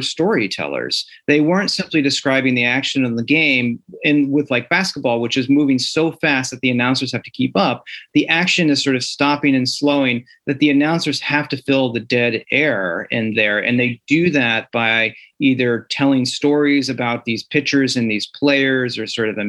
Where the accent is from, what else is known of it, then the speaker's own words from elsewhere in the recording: the Midwest, near St. Louis, Missouri, United States; I grew up in the Midwest and near St. Louis.